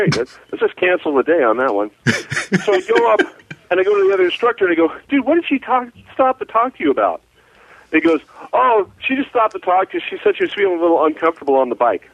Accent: San Francisco Bay Area, California, United States; also born or lived in Utah; now in Canyon County, United States; I grew up in the San Francisco Bay Area, 45 minutes from Frisco

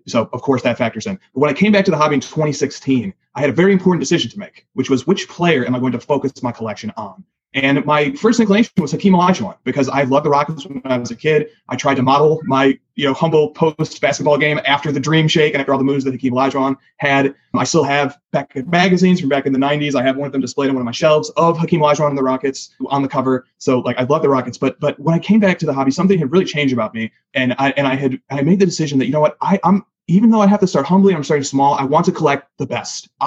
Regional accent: Rockford, Illinois, United States; I'm from the Chicagoland area, uh, and I, th- that term is used loosely. I'm actually from the Rockford

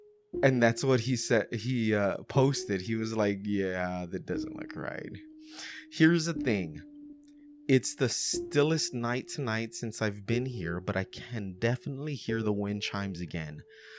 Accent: Australia; I'm Australian. We don't do guns.

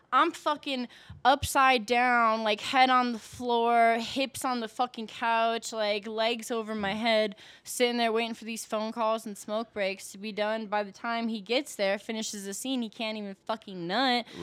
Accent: Milwaukee, Wisconsin, United States; moved away as an adult; now in Denver, United States; I'm originally from Milwaukee, Wisconsin

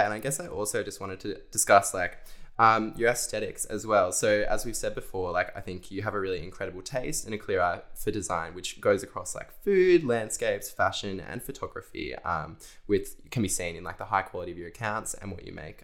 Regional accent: Central Coast, New South Wales, Australia; moved away as an adult; also born or lived in Canberra; I came from the Central Coast and then moved to ANU to study

